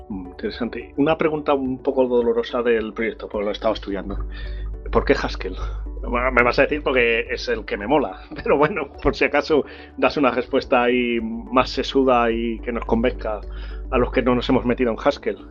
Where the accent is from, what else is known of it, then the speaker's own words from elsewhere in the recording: Salamanca, Castile and León, Spain; Yo soy de Salamanca ciudad